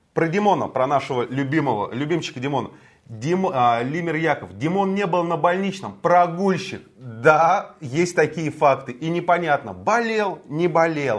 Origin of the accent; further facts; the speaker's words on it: Moscow, Russia; я родился и вырос в Москве.